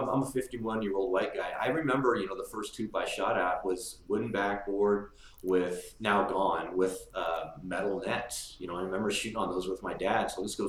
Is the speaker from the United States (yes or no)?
yes; San Rafael, California, United States; I grew up in Santa Venetia.